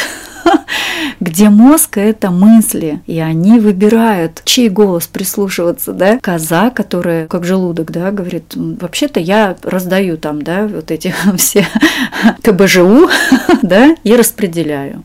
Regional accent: Siberia, Russia; now in Moscow, Russia; я сама из Сибири, и, эм, сейчас живу в Москве

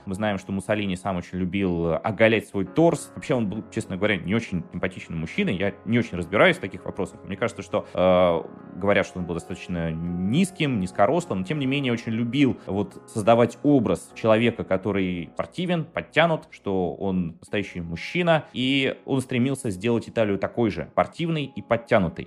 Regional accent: Saint Petersburg, Russia; я из Петербурга

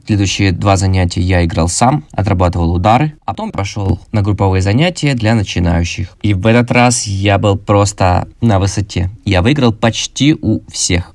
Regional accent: Krasnodar, Krasnodar Krai, Russia; мне 29, я из Краснодара

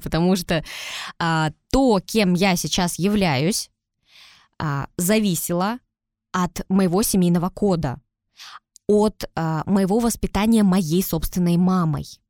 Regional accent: Tyumen, Tyumen Oblast, Russia; also born or lived in Saint Petersburg; Мы переехали из Питера, так как жили там, переехали в Тюмень, и вот сейчас э, всю свою сознательную жизнь я живу в Тюмени

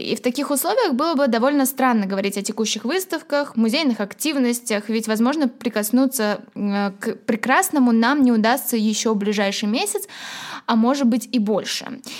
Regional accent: Tashkent, Uzbekistan; Я выросла в Ташкенте, в окружении одной лишь архитектуры советского модернизма

